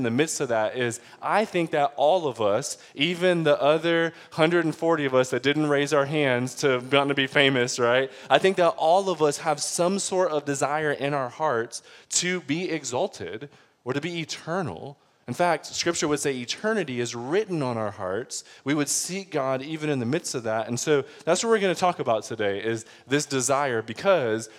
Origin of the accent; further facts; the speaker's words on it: Detroit, Michigan, United States; I'm from Detroit